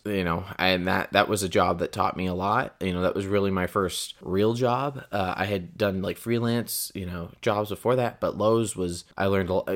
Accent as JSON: {"language": "English", "town": "Porterville", "region": "California", "country": "United States", "moved": "yes", "said": "I hail from the Central Valley of California, a very small town called Porterville"}